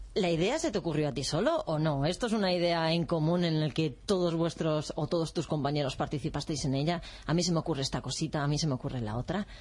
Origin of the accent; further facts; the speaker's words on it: Alcorcón, Community of Madrid, Spain; yo que soy de Alcorcón